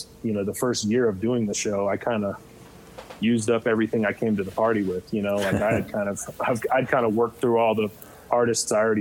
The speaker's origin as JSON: {"language": "English", "town": "Fresno", "region": "California", "country": "United States", "tie": "born or raised there", "said": "I grew up in Fresno, California, which I love that town, but it's pretty unhip"}